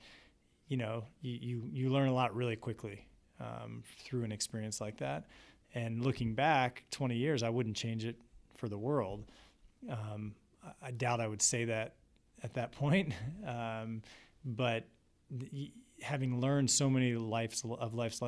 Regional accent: East Coast, between Baltimore and Washington, Maryland, United States; moved away as an adult; also born or lived in Providence, Rhode Island; now in Columbus, United States; I grew up on the East Coast, right between Baltimore and Washington

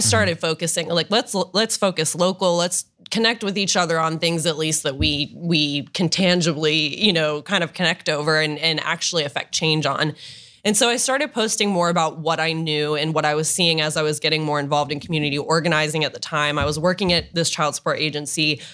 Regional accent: Dublin, Ohio, United States; also born or lived in Oxford, Ohio / Washington, D.C.; I grew up in Dublin, um, lived there my whole life up until college

